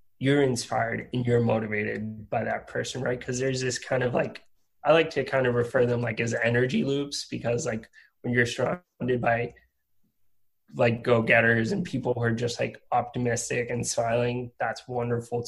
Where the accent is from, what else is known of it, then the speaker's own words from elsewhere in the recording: Puerto Rico; moved away as an adult; also born or lived in Rhode Island; I'm originally from Puerto Rico, and I went to college in Rhode Island.